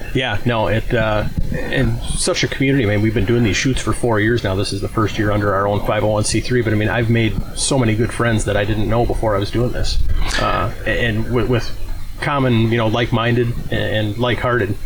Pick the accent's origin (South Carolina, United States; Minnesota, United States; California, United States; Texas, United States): Minnesota, United States; Owatonna; I was born in Owatonna, Minnesota, even though my parents were born and raised in Wisconsin Rapids